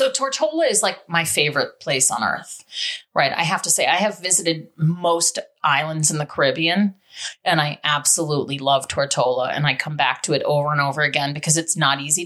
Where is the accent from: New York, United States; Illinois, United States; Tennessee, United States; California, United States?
New York, United States; New York City; I'm from the Bronx